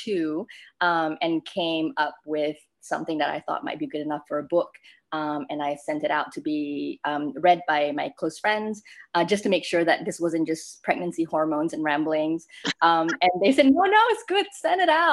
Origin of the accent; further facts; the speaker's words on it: Malaysia; moved away as an adult; I grew up in Malaysia